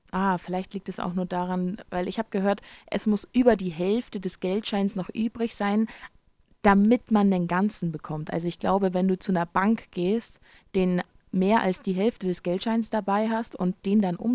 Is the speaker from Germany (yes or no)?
no; United States; Ja, ich bin Amerikaner. Da kann aber auch keiner was dafür. Ähm, also meine Familie ist auch super deutsch.